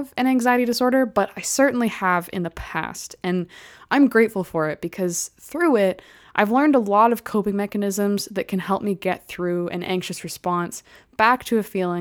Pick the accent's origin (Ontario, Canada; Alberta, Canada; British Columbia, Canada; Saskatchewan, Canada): Alberta, Canada; Calgary; I grew up in Calgary